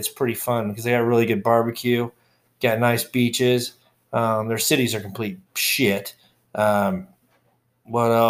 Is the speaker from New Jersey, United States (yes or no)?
no; Texas, United States; You know, I'm from Texas and I got my cowboy boat on and my shit kickers on.